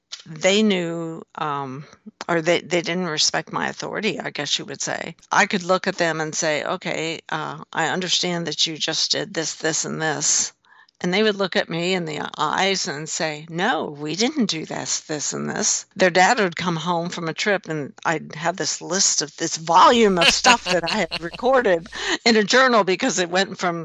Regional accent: Lawrence, Kansas, United States; my hometown in Lawrence, Kansas

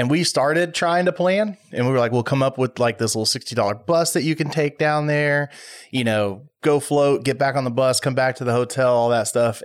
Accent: Waller, Texas, United States; I grew up in Waller, and we had a skydiving place there in Waller.

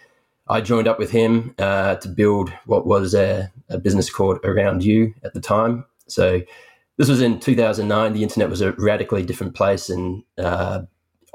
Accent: Sydney, New South Wales, Australia; born and raised in Sydney, Australia

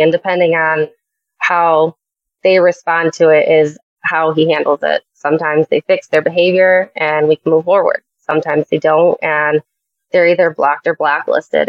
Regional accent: Chicago, Illinois, United States; I am from Chicago area

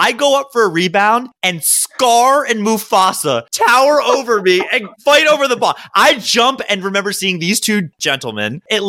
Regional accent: Maryland, United States; I grew up in Maryland.

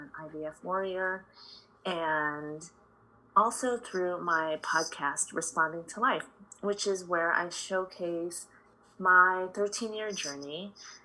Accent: Chicago, Illinois, United States; I grew up in Chicago. My parents immigrated here from the Philippines

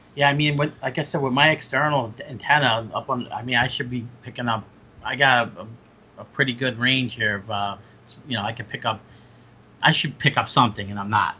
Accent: Long Island, New York, United States; I grew up in Long Island

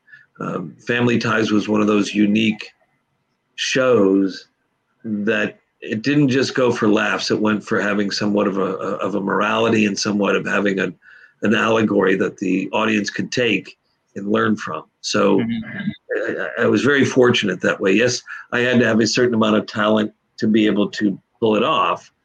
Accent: New York, United States; moved away as an adult; also born or lived in Los Angeles; I grew up in New York, did theater in New York

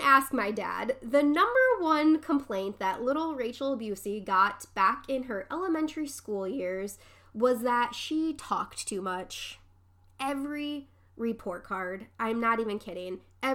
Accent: Dearborn Heights, Michigan, United States; the house that I grew up in Dearborn Heights

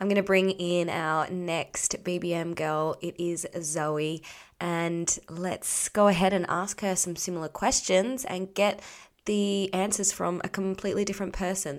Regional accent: Sydney, New South Wales, Australia; I was born in Sydney

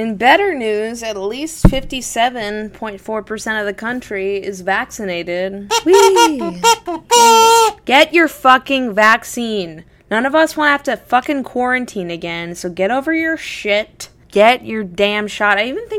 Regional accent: Florida, United States; now in New York City, United States; when I was growing up in Florida

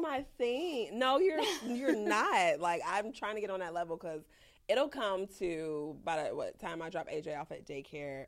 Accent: Chicago, Illinois, United States; I'm from the south side

